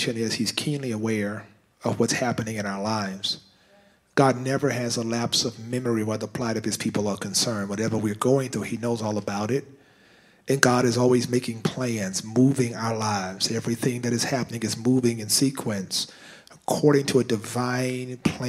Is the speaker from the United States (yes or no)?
yes; United States; We're American Canadian now